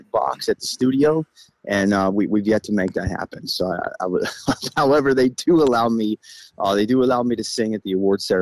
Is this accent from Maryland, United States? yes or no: yes; Baltimore, Maryland, United States; I'm from Baltimore